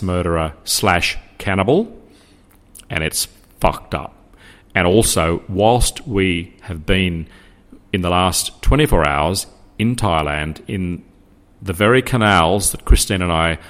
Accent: Australia; being Australian

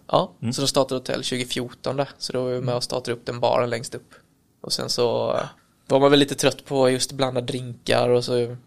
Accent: Kalmar, Kalmar County, Sweden; now in Växjö, Sweden; jag är från Kalmar egentligen. Bor i Växjö

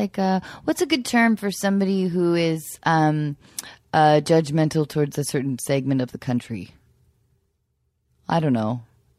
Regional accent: Edmonds, Washington, United States; moved away; I'm from Edmond.

